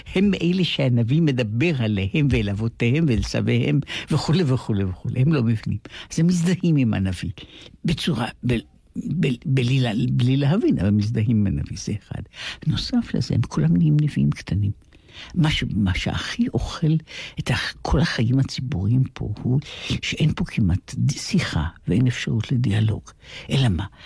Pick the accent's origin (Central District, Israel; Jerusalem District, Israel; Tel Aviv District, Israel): Jerusalem District, Israel; Jerusalem; אנחנו גם גדלנו באותה שכונה ממש, ממש באותה פינה בירושלים, בכרם אברהם